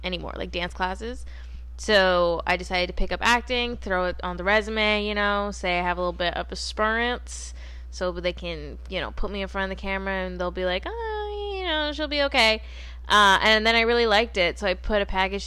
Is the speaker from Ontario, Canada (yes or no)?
no; Winnipeg, Manitoba, Canada; moved away as an adult; now in Vancouver, Canada; I'm originally from Winnipeg, Manitoba